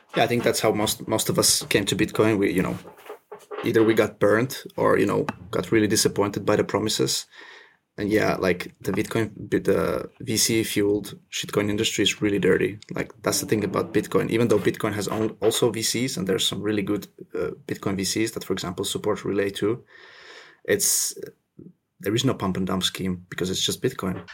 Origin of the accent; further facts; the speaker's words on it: Finland; also born or lived in Russia / French Indian Ocean territory; now in France (Indian Ocean territory); I was born in Russia. I grew up in Finland